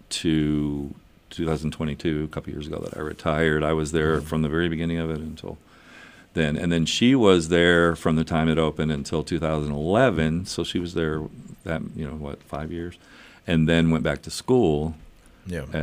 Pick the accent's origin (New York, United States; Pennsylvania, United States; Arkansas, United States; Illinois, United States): Arkansas, United States; because I was from Central Arkansas, she was from Northwest Arkansas.